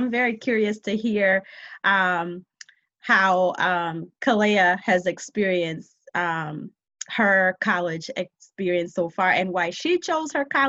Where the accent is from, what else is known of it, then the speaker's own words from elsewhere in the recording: Baltimore, Maryland, United States; I didn't have African friends growing up in Baltimore.